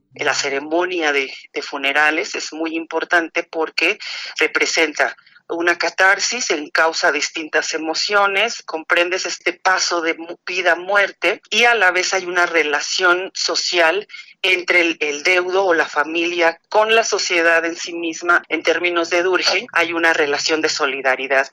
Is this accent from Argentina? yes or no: no; Mexico; como mexicanos